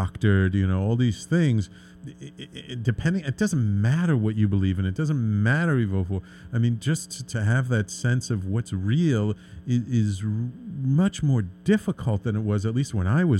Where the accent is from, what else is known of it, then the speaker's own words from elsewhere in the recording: New York City, New York, United States; I grew up in the Bronx. I've lived in the city my entire life